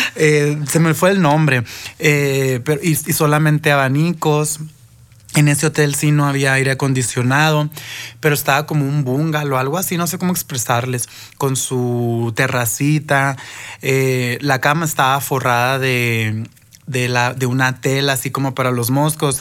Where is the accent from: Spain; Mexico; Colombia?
Mexico; nosotros mexicanos